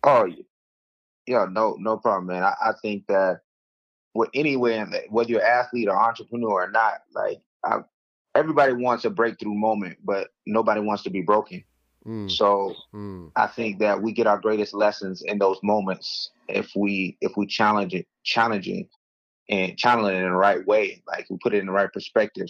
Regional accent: Mulberry, Florida, United States; grew up in a small town of 3,000 people in a little, little place called Mulberry, Florida

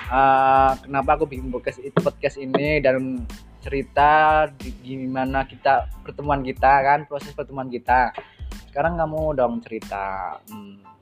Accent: Wonosobo, Central Java, Indonesia; saya berasal dari Kota Wonosobo, Jawa Tengah, Indonesia

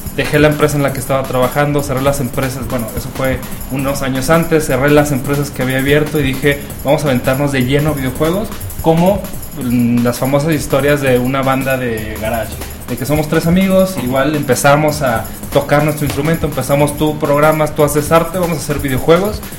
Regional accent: Chihuahua, Mexico; moved away as an adult; now in Guadalajara, Mexico; en la ciudad donde yo nací viví muchos años, no había industria del cine, de la animación. Chihuahua, Chihuahua, el norte de México

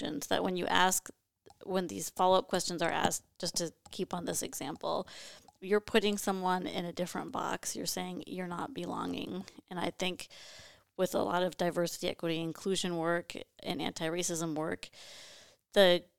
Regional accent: Duluth, Minnesota, United States; Duluth, Minnesota.

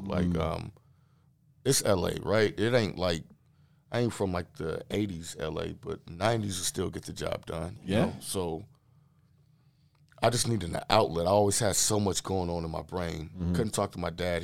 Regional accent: Los Angeles, California, United States; moved away; also born or lived in Dallas; I'm originally from South Central Los Angeles

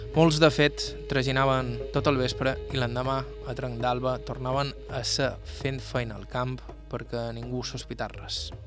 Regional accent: Serra de Tramuntana, Balearic Islands, Spain; Som de Tramuntana

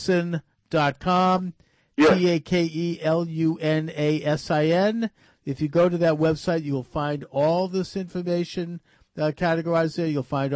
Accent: Massachusetts, United States; the Commonwealth of Massachusetts, my home state

